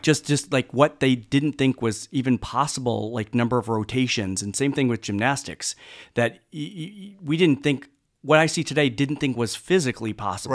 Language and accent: English; Mount Prospect, Illinois, United States; originally from, uh, Mount Prospect, Illinois, so it's a northwest suburb of the Chicago area